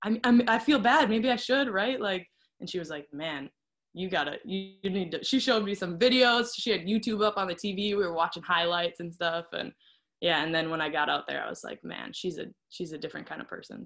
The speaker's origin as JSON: {"language": "English", "region": "Wisconsin", "country": "United States", "tie": "born or raised there", "also_born_or_lived": "Texas", "moved": "as an adult", "lives_now": "Oregon, United States", "said": "I'm born and raised in Wisconsin."}